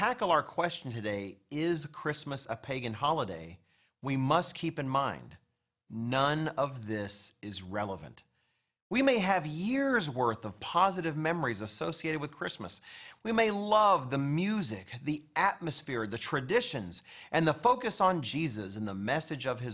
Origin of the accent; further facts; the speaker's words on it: United States; I, as an American